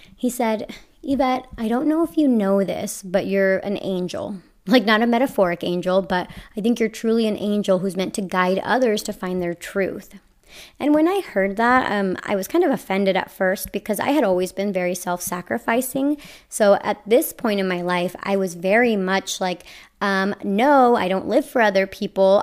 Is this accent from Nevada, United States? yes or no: yes; Las Vegas, Nevada, United States; I grew up in Las Vegas